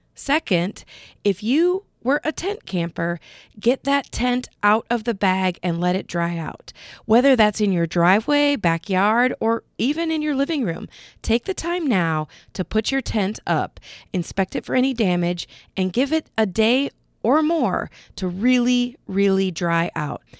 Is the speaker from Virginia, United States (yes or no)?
no; Cedar Rapids, Iowa area, United States; in my hometown.